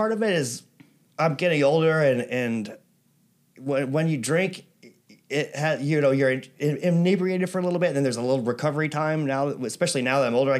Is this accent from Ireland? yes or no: yes; Ireland; I didn't realize, you know, because, well, I'm Irish for one thing.